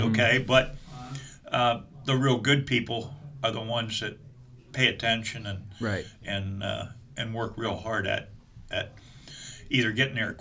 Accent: Mechanicsburg, Pennsylvania, United States; I was born and raised in Mechanicsburg, Pennsylvania

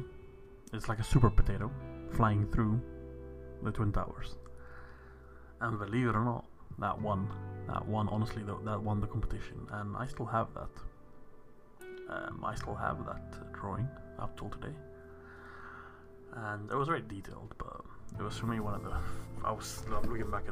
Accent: South Africa; I was from South Africa

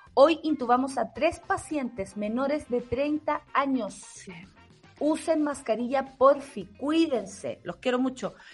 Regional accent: Chile

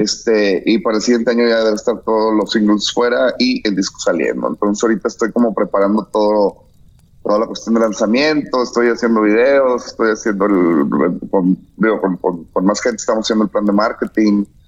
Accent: Monterrey, Nuevo León, Mexico; soy de Monterrey

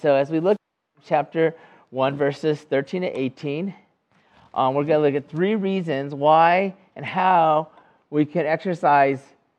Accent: California, United States; now in North Carolina, United States; the closest thing I can imagine that would be similar to us here in North Carolina would be, you know, I come from California

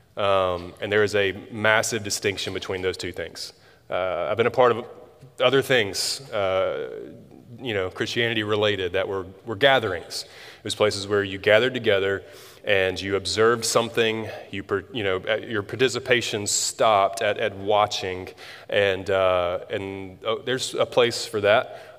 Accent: Tuscaloosa, Alabama, United States; moved away as an adult; I grew up in Tuscaloosa

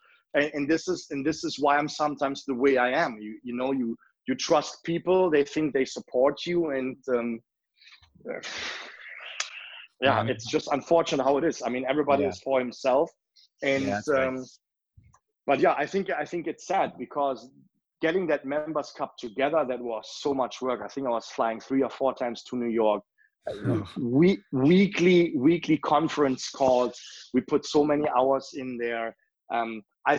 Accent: Leverkusen, North Rhine-Westphalia, Germany; now in Milwaukee, United States; I'm from Leverkusen

